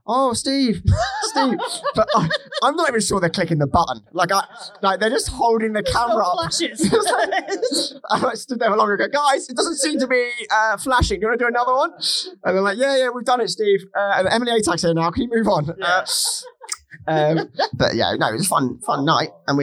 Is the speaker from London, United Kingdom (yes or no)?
no; Hertfordshire, East of England, United Kingdom; I grew up in England